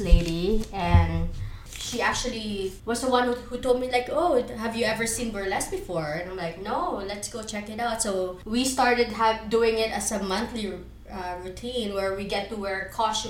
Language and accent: English; Philippines; moved away; I am a Filipino movement art explorer.